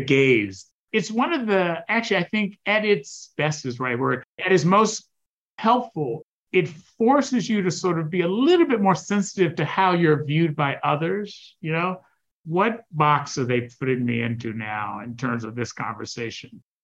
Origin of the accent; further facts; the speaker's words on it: United States; being African American, being the son of an immigrant